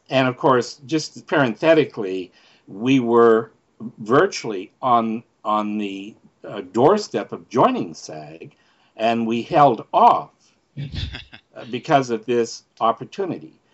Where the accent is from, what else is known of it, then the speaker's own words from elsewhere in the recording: Canada; moved away; I'm from Canada